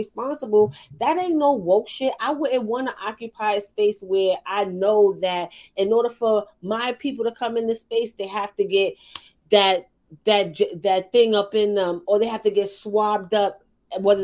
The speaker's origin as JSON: {"language": "English", "town": "New York City", "region": "New York", "country": "United States", "said": "I'm from Harlem"}